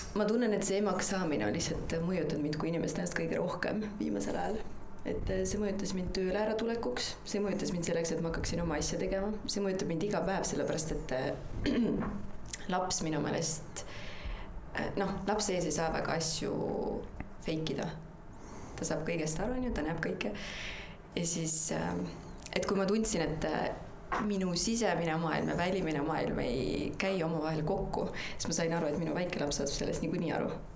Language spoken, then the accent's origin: Estonian; Ida-Viru County, Estonia; ma olen Ida-Virumaalt pärit